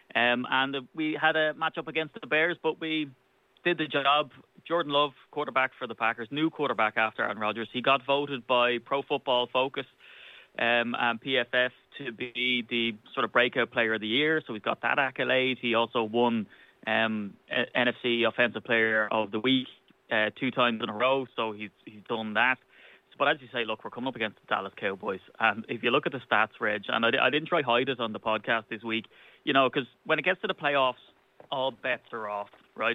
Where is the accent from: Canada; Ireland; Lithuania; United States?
Ireland; as an Irishman